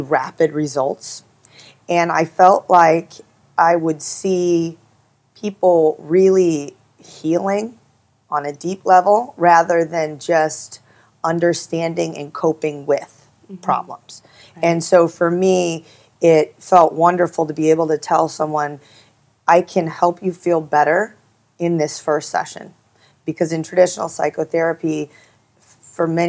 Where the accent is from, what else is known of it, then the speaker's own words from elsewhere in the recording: Midwest, United States; I grew up in the Midwest